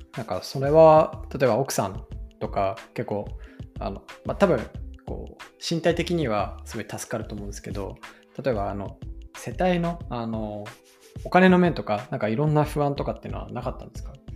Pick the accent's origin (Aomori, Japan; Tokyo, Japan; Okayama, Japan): Aomori, Japan; Hirosaki; moved away; 僕が弘前出身なんで